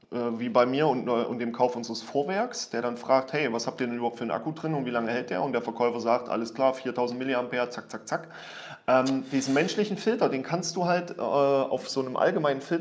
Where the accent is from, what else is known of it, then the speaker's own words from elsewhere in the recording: Germany; als Deutscher nicht.